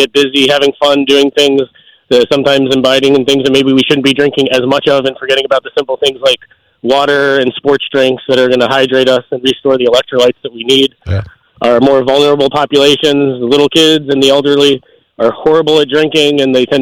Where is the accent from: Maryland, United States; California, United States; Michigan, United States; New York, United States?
Maryland, United States; moved away as an adult; also born or lived in Delaware; now in Pennsylvania, United States; Originally from Maryland. From Maryland, ended up in Delaware for a few years before coming to Pennsylvania for my residency.